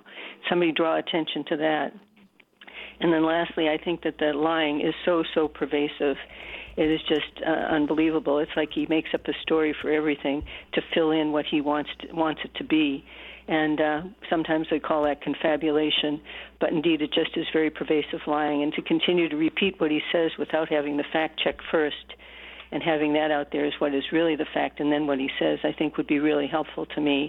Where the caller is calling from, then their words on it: Martinez, United States; from Martinez.